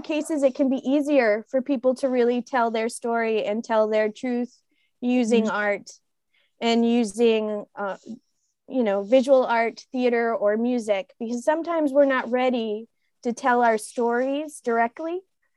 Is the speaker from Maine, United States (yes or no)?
yes; Portland, Maine, United States; moved away; also born or lived in New York City, United States / Westbrook, Maine; Where am I originally from? Here, Portland, Maine.